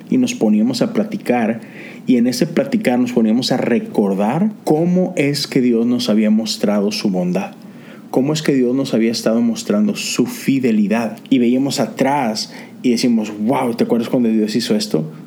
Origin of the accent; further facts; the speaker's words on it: Mexico; now in Houston, United States; nosotros nos mudamos de México para Houston hace cerca ya de 10 años y déjame decirte que no fue una transición sencilla para nada.